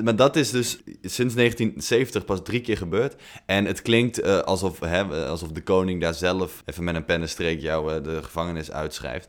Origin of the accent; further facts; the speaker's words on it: Netherlands; wij als Nederlanders